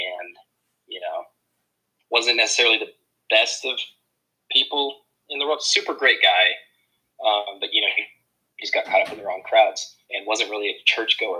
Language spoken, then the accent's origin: English; Amarillo, Texas, United States; As many people in Amarillo, Texas grew up, I was raised in a church with a really good family around me.